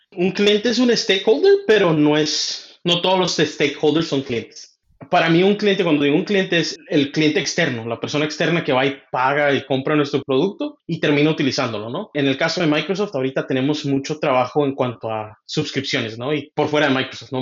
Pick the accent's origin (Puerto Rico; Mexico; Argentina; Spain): Mexico; Michoacán; now in Seattle, United States; yo crecí en Michoacán, pero ahorita vivo en Seattle, Washington